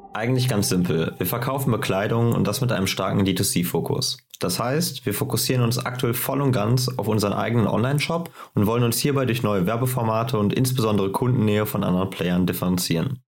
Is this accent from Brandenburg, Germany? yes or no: no; Cologne, North Rhine-Westphalia, Germany; Wir kommen beide aus Köln